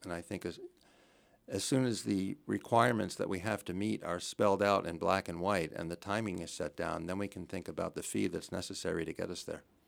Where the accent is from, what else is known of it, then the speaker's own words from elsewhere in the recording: New Jersey, United States; moved away as an adult; also born or lived in Connecticut / Chicago; now in Belmont, United States; I'm from New Jersey originally. I grew up in New Jersey